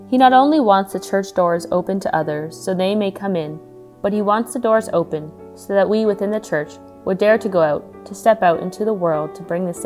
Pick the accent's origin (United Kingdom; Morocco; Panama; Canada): Canada; Spirit River, Alberta; I'm from Spirit River, Alberta, and I'm a second year student here at St. Therese Institute.